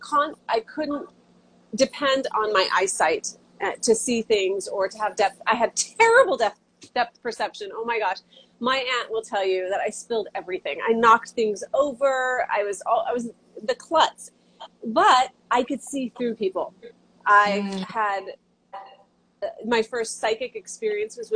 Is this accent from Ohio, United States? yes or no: no; Santa Clara, California, United States; moved away as an adult; also born or lived in Santa Cruz, California; now in Hawaii, United States; I was born and raised in Santa Clara, California